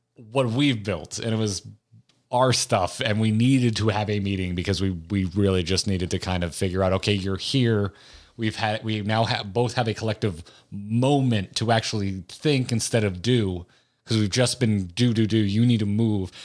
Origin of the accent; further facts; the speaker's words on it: Appalachia, United States; I'm an Appalachian